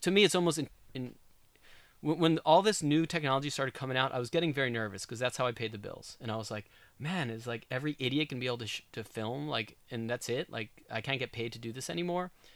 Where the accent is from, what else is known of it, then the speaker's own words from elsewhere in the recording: New York, United States; moved away as an adult; also born or lived in Southern California; now in Oregon, United States; I'm a New Yorker, I'm from the East Coast